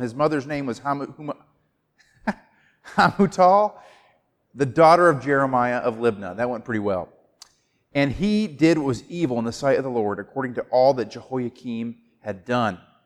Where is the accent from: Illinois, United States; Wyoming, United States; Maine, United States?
Maine, United States; moved away; I grew up in Maine. I'm a maniac.